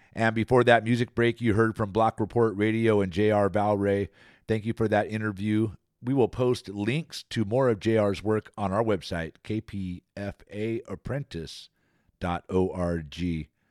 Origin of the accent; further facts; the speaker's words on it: Antioch, California, United States; Antioch, my hometown, Bay Miwok territory here